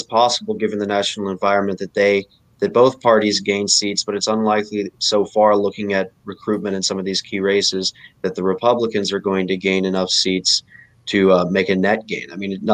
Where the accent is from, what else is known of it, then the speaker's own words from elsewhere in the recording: New Jersey, United States; my home state of New Jersey